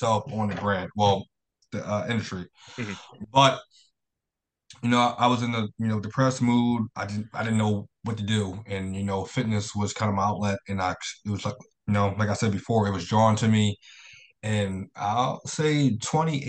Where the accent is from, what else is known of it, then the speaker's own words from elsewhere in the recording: Philadelphia, Pennsylvania, United States; I moved back to Philadelphia. I'm from Philadelphia